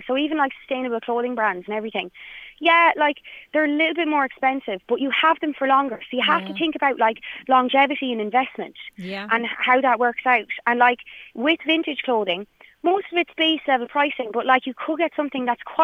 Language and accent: English; Ireland; as Irish people